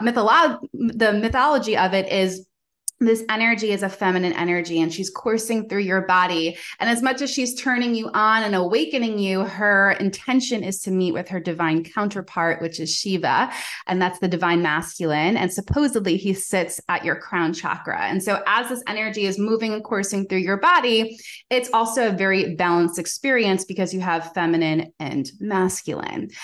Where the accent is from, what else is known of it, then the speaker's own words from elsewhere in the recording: Long Island, New York, United States; I'm originally from New York. So I have that like hustle culture ingrained in me